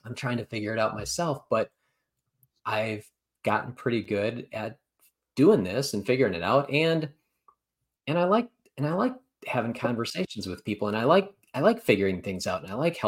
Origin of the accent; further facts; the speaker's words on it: about an hour from Madison, Wisconsin, United States; I grew up about an hour away. So my hometown was about an hour away